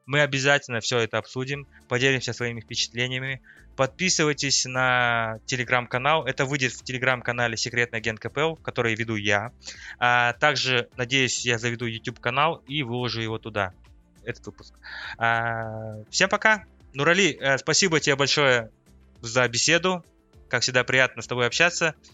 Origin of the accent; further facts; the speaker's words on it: Kazakhstan; Ну, мы любим казахи вперед вагона бежать и надеяться, что мы там будем в группе.